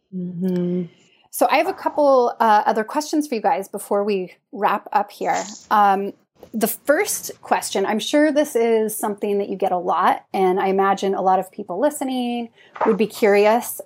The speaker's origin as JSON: {"language": "English", "region": "Idaho", "country": "United States", "also_born_or_lived": "Utah / Trondheim, Norway", "moved": "yes", "lives_now": "Oslo, Norway", "said": "I'm from Idaho, cold and snowy"}